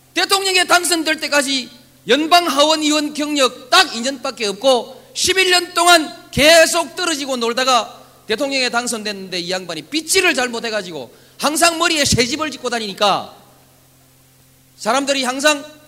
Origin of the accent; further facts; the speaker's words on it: Yeongnam, South Korea; 나는 그저 영남이니까, 태생이 영남이니까